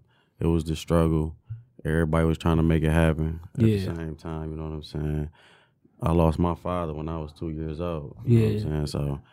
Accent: Detroit, Michigan, United States; Yeah, I'm from Detroit. I'm from Joy Road, man. Joy Road and Hartwell.

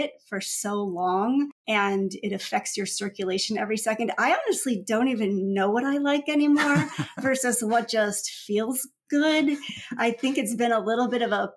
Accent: Middleton, Wisconsin, United States; now in Truckee, United States; I grew up in Middleton, Wisconsin, on a nice lake

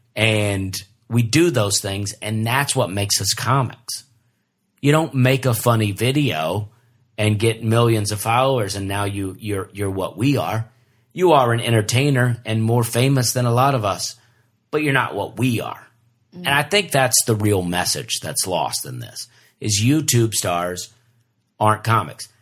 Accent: Alabama, United States; we're all from Alabama

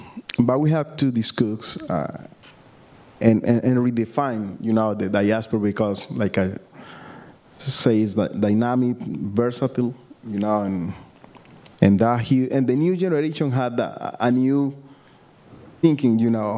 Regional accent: Pacific Coast, Colombia; English is a second language; We coming from different regions from our home. You know, I'm from the Pacific Coast.

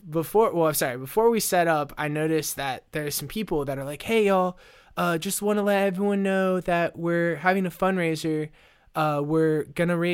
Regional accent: Rust Belt, United States; moved away; I'm originally from the Rust Belt

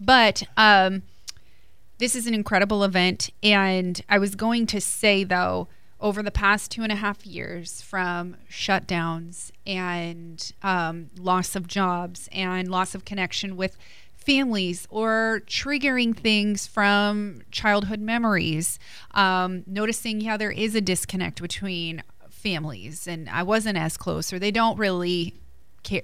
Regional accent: New Jersey, United States; I'm from Jersey

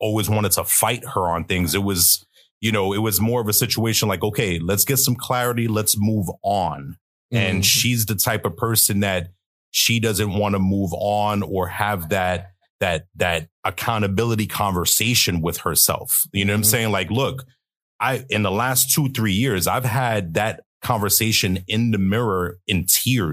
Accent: New York City, New York, United States; I'm originally from New York City. I grew up in Brooklyn, you know, to be exact

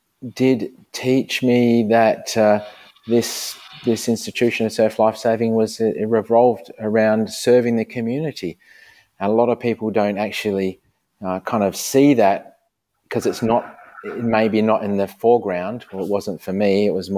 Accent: Perth, Western Australia, Australia; I grew up in Sorrento, a beachside suburb

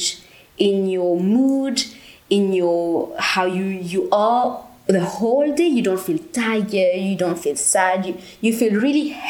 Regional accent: Mauritius; moved away; I'm from Mauritius. It's the beautiful island in the Indian Ocean.

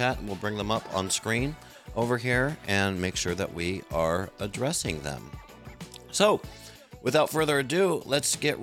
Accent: United States; I'm an American

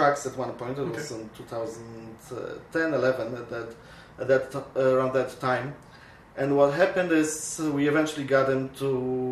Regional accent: Poland; now in Winnipeg, Canada; I come from Poland myself, and I came to Canada in 1989

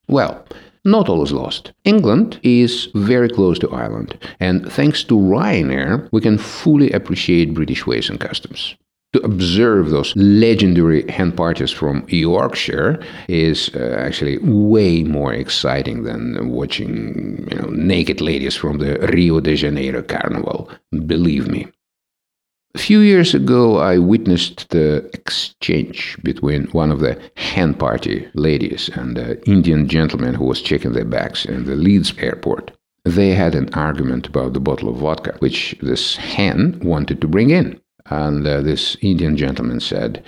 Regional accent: Russia

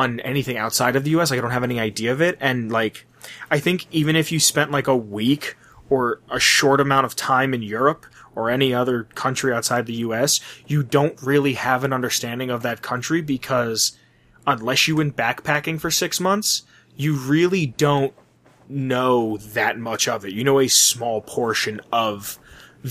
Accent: United States; I'm born in America, I was raised in America, and I live in America

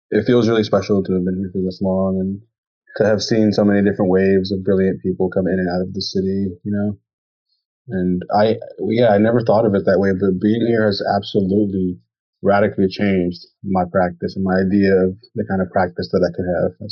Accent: New York City, New York, United States; I'm from New York City.

